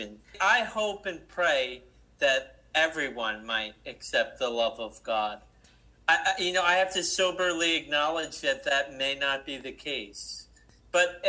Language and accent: English; New Jersey, United States; I'm from New Jersey